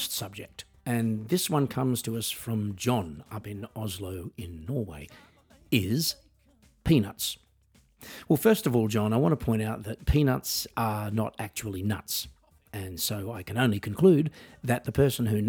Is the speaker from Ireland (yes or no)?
no; Australia; I am an Australian musician